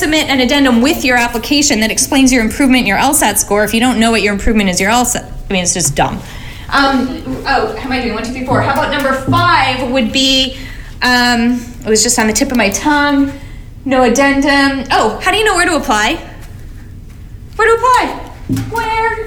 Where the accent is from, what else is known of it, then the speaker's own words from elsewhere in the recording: Alabama, United States; now in Oakland, United States; I'm from Alabama